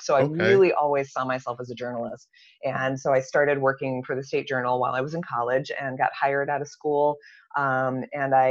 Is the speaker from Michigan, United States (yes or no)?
yes; East Lansing, Michigan, United States; I grew up in East Lansing and went to LCC and Michigan State